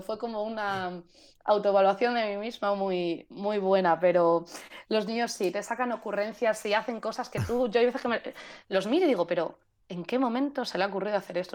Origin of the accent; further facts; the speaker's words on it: Spain; moved away; como buena española